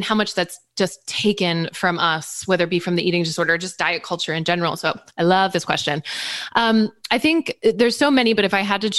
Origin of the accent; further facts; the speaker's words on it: East Coast, United States; I grew up on the East Coast